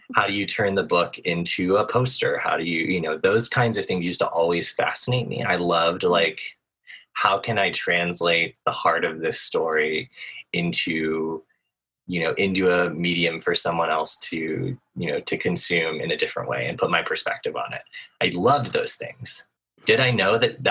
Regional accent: Nashville, Tennessee, United States; I grew up in Nashville, Tennessee

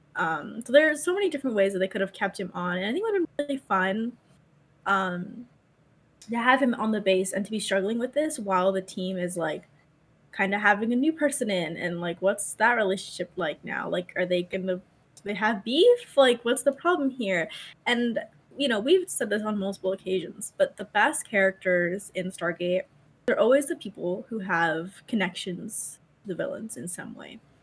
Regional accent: United States

